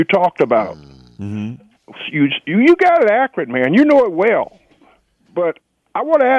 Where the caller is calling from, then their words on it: Washington, District of Columbia, United States; calling from Washington, Garland.